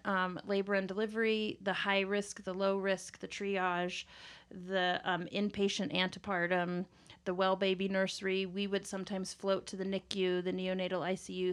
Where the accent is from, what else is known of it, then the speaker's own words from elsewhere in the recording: Kansas, United States; also born or lived in Southern California; now in Colorado, United States; I'm originally from Kansas. Uh, that's where I grew up, my childhood, and then my family moved to Southern California, and then came back here, uh, college time